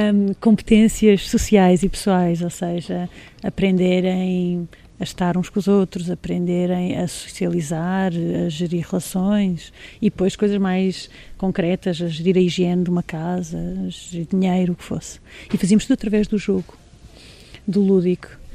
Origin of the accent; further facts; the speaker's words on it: Angola; nasci lá, nasci em Angola